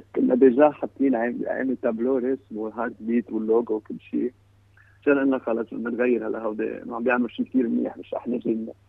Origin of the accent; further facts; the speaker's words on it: Lebanon; انا من لبنان